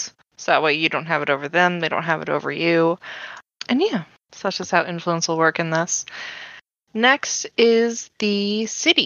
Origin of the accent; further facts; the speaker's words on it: United States; I'm from the New Jersey, New York area